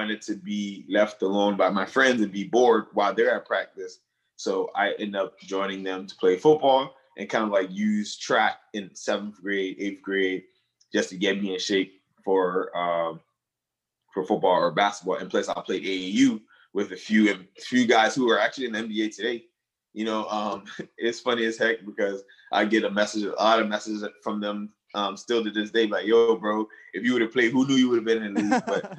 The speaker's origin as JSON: {"language": "English", "town": "Monrovia", "region": "Montserrado", "country": "Liberia", "tie": "born or raised there", "lives_now": "United States", "said": "Well, I was originally born and raised in Monrovia, Liberia. However, I came to the U.S. Not because we wanted to take a vacation, sadly."}